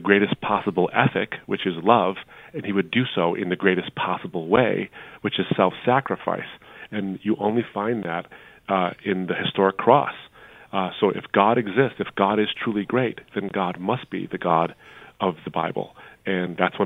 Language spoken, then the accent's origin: English; Troy, Michigan, United States; also born or lived in Detroit, Michigan; in the suburb I grew up in at that point, now it's really diverse, but then it's called Troy, Michigan